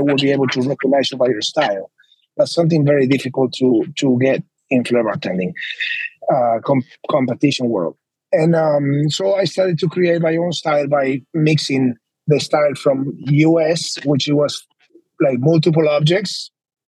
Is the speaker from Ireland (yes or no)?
no; Buenos Aires, Argentina; moved away as an adult; also born or lived in Las Vegas / Spain; now in Miami, United States; I'm originally from Argentina